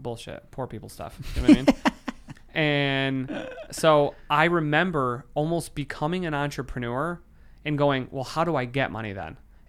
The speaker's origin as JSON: {"language": "English", "region": "Michigan", "country": "United States"}